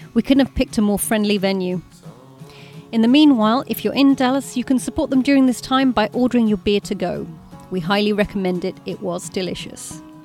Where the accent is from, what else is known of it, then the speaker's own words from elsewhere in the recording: United Kingdom; As a Brit